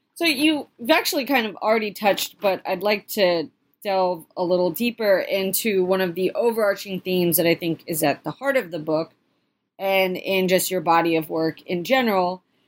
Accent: Philadelphia, Pennsylvania, United States; I'm from the Philadelphia area

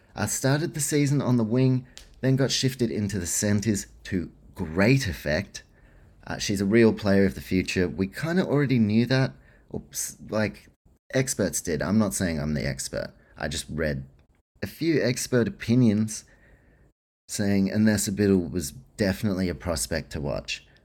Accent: New Zealand; I'm a Kiwi too

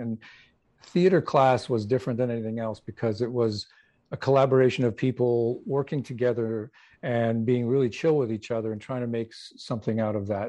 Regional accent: Canada; I'm originally from Canada

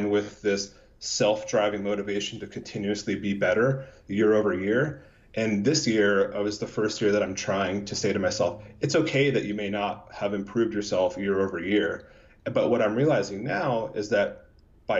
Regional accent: United States; we were raised in America

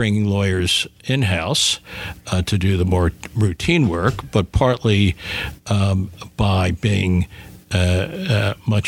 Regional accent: Philadelphia, Pennsylvania, United States; growing up in Philadelphia

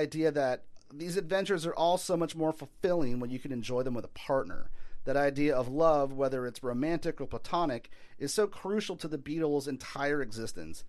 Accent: New Orleans, Louisiana, United States; my hometown

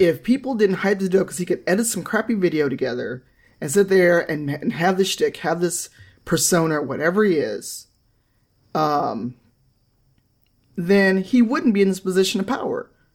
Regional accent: Chicago, Illinois, United States; I grew up in Chicago

